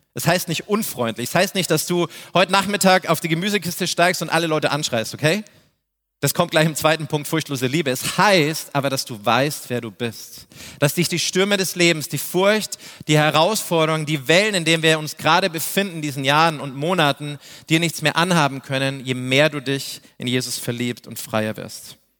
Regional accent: Neumarkt in der Oberpfalz, Bavaria, Germany; ich bin aus Neumarkt, das ist in der Oberpfalz, hinter den sieben Bergen bei den sieben Zwergen. Wir sprechen eine andere Sprache

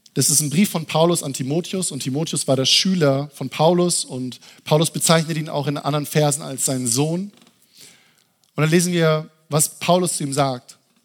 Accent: Würzburg, Bavaria, Germany; ich komme eigentlich aus Würzburg und ich war in meiner Heimatgemeinde

